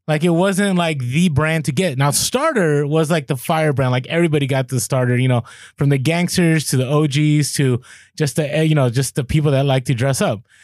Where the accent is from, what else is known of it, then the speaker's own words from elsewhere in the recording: Bay Area, California, United States; I grew up in the Bay Area.